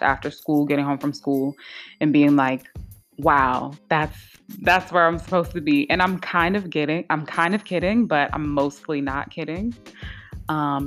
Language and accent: English; Maryland, United States; also born or lived in Washington, District of Columbia, United States; now in Philadelphia, United States; I was born in DC, I was raised in Maryland, but I was cultivated in Philadelphia